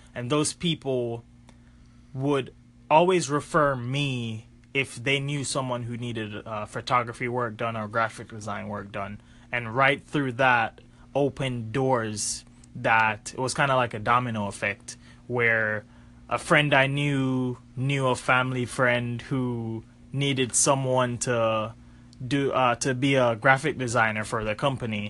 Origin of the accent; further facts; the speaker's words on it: Jamaica; growing up in Jamaica, my dad is a graphic designer